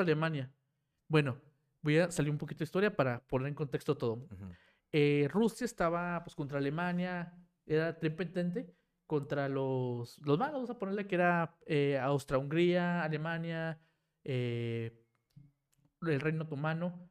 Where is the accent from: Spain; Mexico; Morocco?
Mexico; una identidad que tenemos como mexicanos